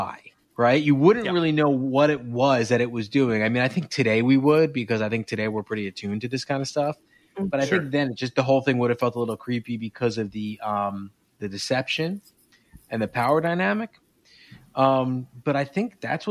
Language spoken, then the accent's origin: English; East Coast, United States; I'm from the East Coast